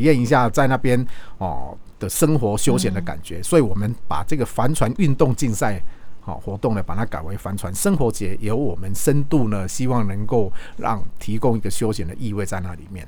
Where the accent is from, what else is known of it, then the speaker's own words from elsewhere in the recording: Taiwan; 我们台湾